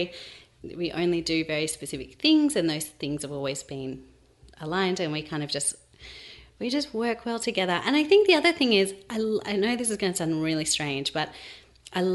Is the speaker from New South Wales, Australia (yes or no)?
yes; Sydney, New South Wales, Australia; now in Melbourne, Australia; we're from Sydney originally